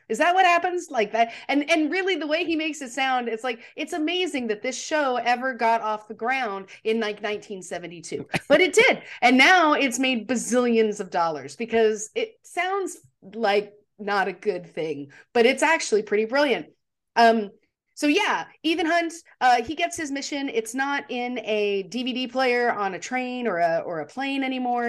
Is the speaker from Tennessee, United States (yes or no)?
no; Texas, United States; moved away as an adult; now in Charlotte, United States; I am from Texas. I say that. I spent thirty years of my life there